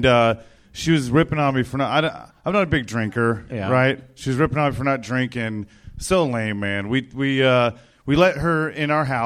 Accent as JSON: {"language": "English", "town": "Chino", "region": "California", "country": "United States", "said": "I'm from Chino, so I'm familiar with cow shit"}